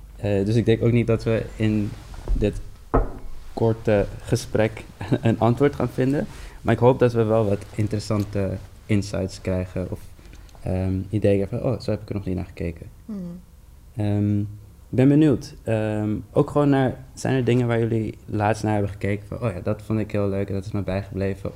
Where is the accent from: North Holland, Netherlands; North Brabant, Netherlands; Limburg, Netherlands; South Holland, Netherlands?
North Holland, Netherlands; Amsterdam; ik ben een Surinaamse jongen uit de Bijlmer